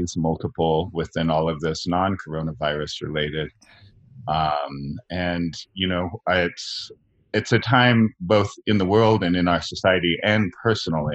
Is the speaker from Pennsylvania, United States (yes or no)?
no; California, United States; moved away as an adult; also born or lived in Beacon, New York; my home state of California, be a little closer to my family